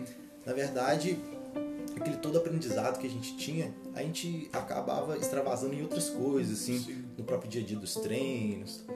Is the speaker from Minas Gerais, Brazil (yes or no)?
yes; Ervália, Minas Gerais, Brazil; born or raised there